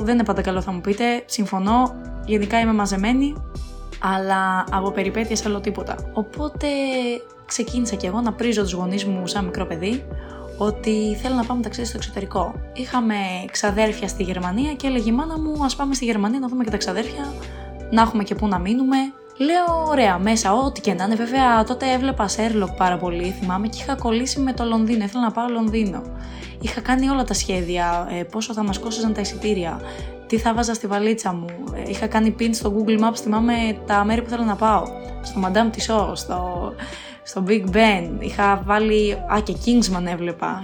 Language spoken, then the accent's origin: Greek; Athens, Attica, Greece; Εγώ είμαι από την Αθήνα